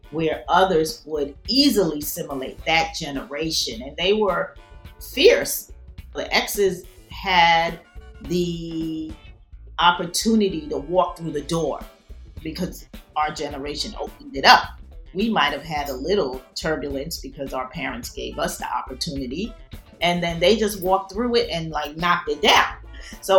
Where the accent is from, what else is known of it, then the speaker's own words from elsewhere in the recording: New York City, New York, United States; I was actually born in the Bronx